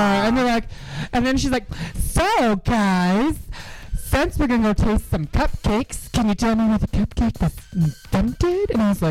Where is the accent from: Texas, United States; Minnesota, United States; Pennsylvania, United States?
Minnesota, United States; Minneapolis; also born or lived in Washington, D.C.; now in Chicago, United States; I lived in D.C. for 7 years, and then I grew up in. Oh, I grew up in Minneapolis.